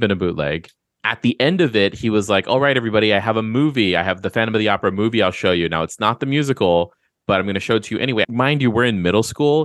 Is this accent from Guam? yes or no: yes; Guam; I grew up on Guam